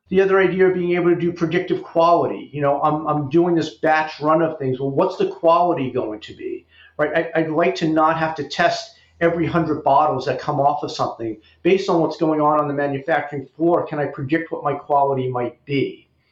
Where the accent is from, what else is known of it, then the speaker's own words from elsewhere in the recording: New York City, New York, United States; moved away as an adult; also born or lived in Amherst, Massachusetts; I actually grew up in New York. I grew up in the Bronx